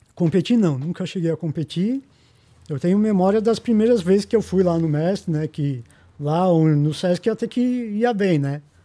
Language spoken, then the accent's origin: Portuguese; São Paulo, Brazil; Eu sou aqui de Pirituba.